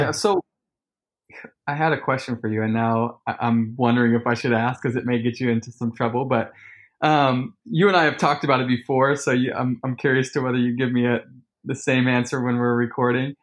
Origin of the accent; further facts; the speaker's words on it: Sacramento, California, United States; moved away; I come from Sacramento